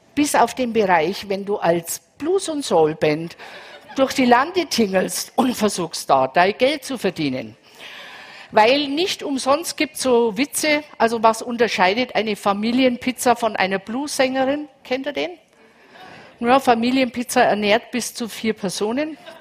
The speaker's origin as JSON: {"language": "German", "area": "Franconia", "region": "Bavaria", "country": "Germany", "also_born_or_lived": "Munich", "said": "ich bin aus Bayern, für alle aus Bayern, ich bin aus Franken."}